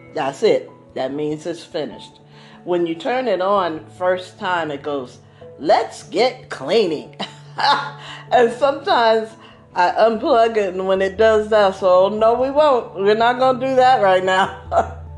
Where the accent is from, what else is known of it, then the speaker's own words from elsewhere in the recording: East Coast, United States; I grew up on the East Coast